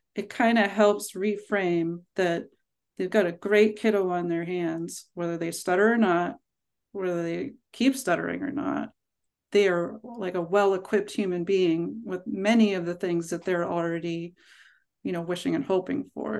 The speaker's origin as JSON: {"language": "English", "town": "Pittsburgh", "region": "Pennsylvania", "country": "United States", "tie": "born or raised there", "moved": "yes", "lives_now": "Vermont, United States", "said": "I grew up in Pittsburgh"}